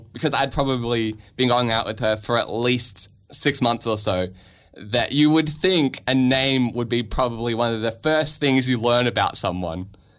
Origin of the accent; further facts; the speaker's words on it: Canada; I am a Canadian citizen